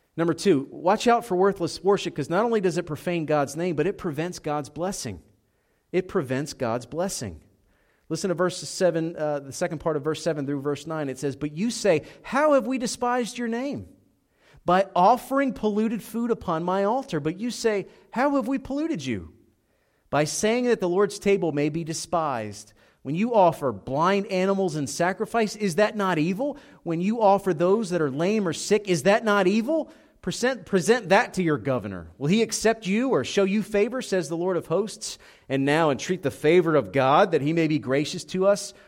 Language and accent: English; Philadelphia, Pennsylvania, United States; moved away as an adult; also born or lived in Southeast Georgia; I'm Italian. I grew up in Philadelphia.